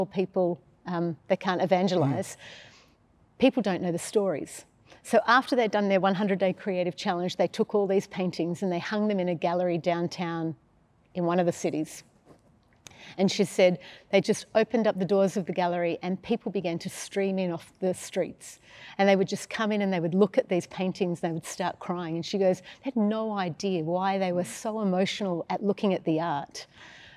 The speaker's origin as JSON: {"language": "English", "town": "Sydney", "region": "New South Wales", "country": "Australia", "tie": "born or raised there", "also_born_or_lived": "Melbourne, Victoria", "said": "Sydney, then Melbourne, then Sydney"}